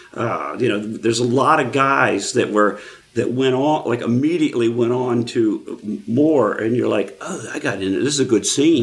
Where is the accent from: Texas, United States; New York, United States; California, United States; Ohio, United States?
Texas, United States; Houston; moved away as an adult; also born or lived in Denver; am from Houston